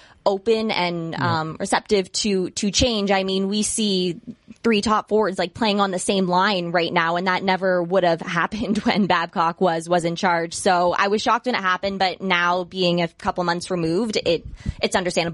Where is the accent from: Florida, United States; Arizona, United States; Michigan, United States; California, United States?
Michigan, United States; an hour outside of Detroit; I grew up an hour outside of Detroit